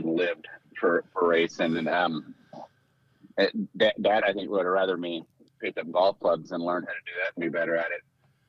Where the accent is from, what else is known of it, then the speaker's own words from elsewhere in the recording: Tulare, California, United States; moved away as an adult; also born or lived in Sandusky, Ohio; I'm from Tulare. I'm a rural small city.